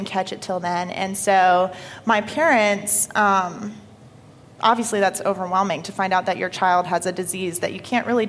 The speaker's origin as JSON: {"language": "English", "area": "Paulding County", "region": "Georgia", "country": "United States", "tie": "born or raised there", "also_born_or_lived": "Marietta, Georgia", "said": "Moved to good old Paulding County when I was about five to start grade school"}